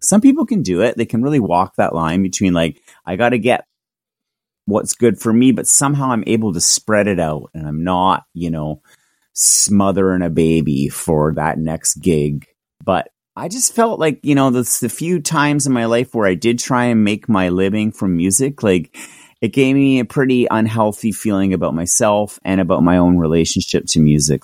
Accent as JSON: {"language": "English", "town": "Victoria", "region": "British Columbia", "country": "Canada", "tie": "born or raised there", "said": "my hometown, which was Victoria"}